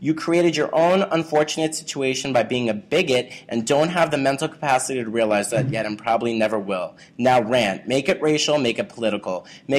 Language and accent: English; New York, United States; I'm from Staten Island